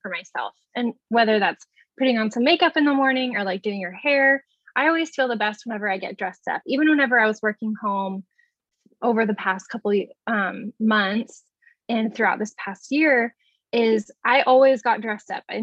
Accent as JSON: {"language": "English", "town": "Cocoa Beach", "region": "Florida", "country": "United States", "tie": "born or raised there", "said": "I was born and raised in Cocoa Beach, Florida"}